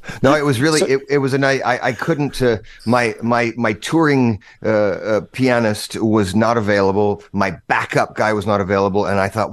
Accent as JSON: {"language": "English", "town": "Boise", "region": "Idaho", "country": "United States", "tie": "born or raised there", "said": "my hometown in Boise, Idaho"}